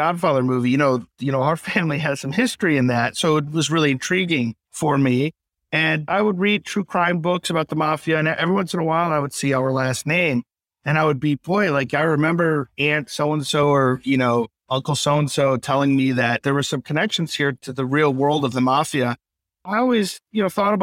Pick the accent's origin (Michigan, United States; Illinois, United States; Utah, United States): Michigan, United States; Detroit; growing up in the Detroit area on the east side